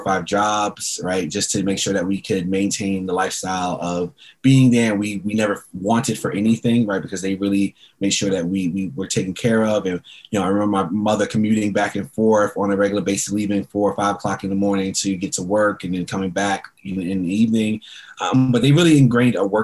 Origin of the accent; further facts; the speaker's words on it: New York City, New York, United States; also born or lived in Queens / Harlem / Long Island; I grew up in New York. I was born in Queens. We lived in Harlem for a while, and then we moved to Long Island